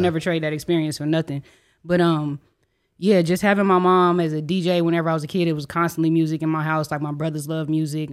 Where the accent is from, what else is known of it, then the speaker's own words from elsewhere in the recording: Enid, Oklahoma, United States; moved away as an adult; now in Oklahoma City, United States; I'm an artist from Enid, Oklahoma. Um, born and raised there, high school on